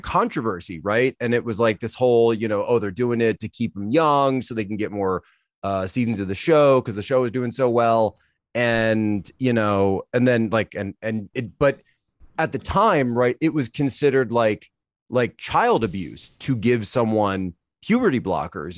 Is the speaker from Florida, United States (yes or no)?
no; Philadelphia, Pennsylvania, United States; also born or lived in China; growing up in the Philadelphia area